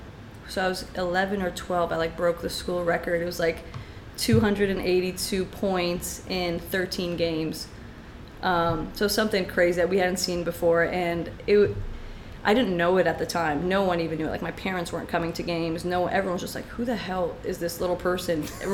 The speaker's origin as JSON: {"language": "English", "country": "Syria", "said": "Yes. I still, even now, like when I say I'm from Syria, oh my God, your English is so good."}